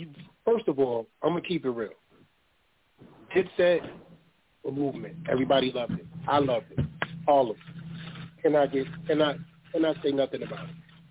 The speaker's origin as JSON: {"language": "English", "town": "Queens", "region": "New York", "country": "United States", "said": "I'm from Queens, dog."}